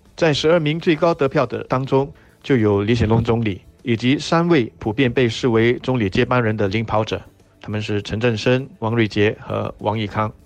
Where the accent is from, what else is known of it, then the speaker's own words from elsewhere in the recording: Singapore; 我们新加坡人